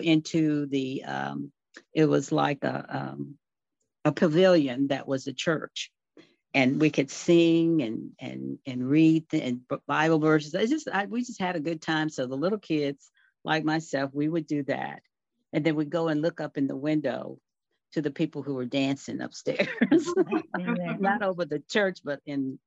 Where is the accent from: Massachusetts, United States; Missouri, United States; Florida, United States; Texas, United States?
Texas, United States; Fort Worth; I'm a Fort Worth native, a city girl